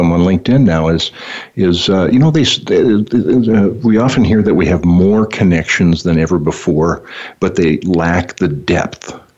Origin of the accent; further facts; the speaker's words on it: Bismarck, North Dakota, United States; I'm from Bismarck, North Dakota